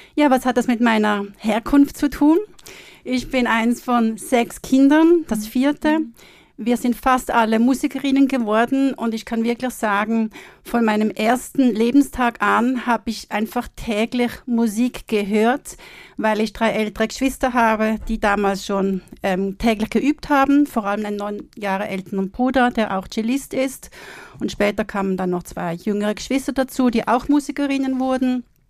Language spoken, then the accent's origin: German; Switzerland; now in Austria; ich komme aus der Schweiz